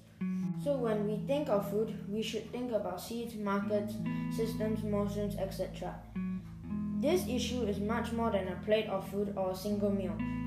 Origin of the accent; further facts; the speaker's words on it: Malaysia; from Malaysia